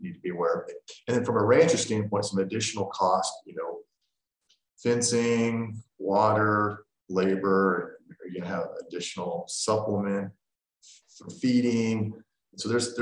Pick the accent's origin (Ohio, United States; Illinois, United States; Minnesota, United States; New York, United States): Illinois, United States; I grew up in Illinois